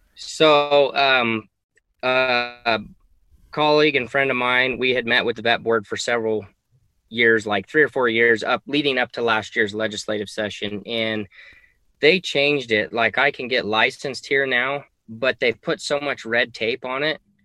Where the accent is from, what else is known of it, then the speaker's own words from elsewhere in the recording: Reno, Nevada, United States; also born or lived in Fallon, Nevada; I was born and raised in Reno